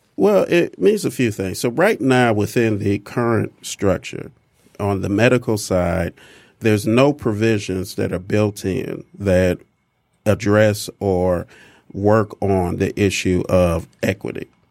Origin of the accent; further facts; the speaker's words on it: Detroit, Michigan, United States; I'm a Michigan native, born and raised in Detroit